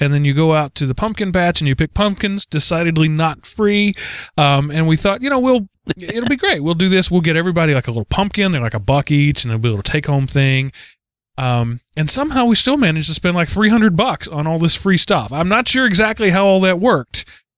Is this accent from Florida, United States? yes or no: no; Texas, United States; as we would call growing up in the Texas cattle country where I grew up.